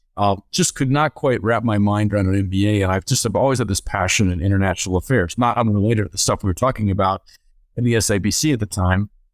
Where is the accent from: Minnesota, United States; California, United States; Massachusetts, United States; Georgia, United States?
Minnesota, United States; I grew up in Minnesota